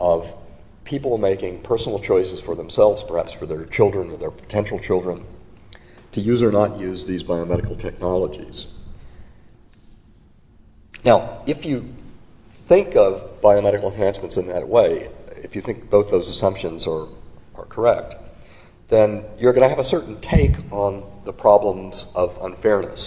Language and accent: English; North Carolina, United States; in my home state of North Carolina